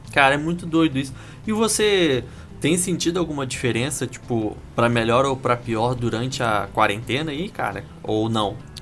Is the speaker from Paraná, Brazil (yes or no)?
yes; Curitiba, Paraná, Brazil; eu sou de Curitiba